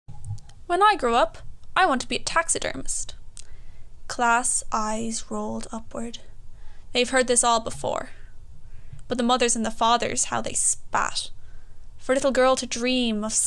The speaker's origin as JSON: {"language": "English", "town": "Galway", "region": "Connacht", "country": "Ireland", "said": "I'm from Galway, Ireland. I'm 19."}